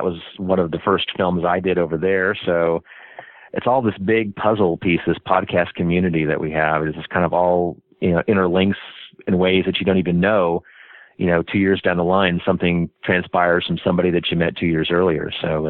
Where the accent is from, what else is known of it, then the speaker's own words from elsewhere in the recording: Wichita, Kansas, United States; Richard from Kansas City doesn't flow.